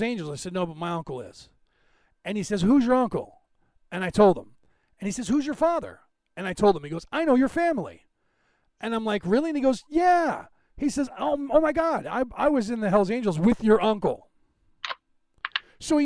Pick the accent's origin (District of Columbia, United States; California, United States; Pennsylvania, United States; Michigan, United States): California, United States; San Francisco Bay Area; now in Carmichael, United States; I grew up in the San Francisco Bay Area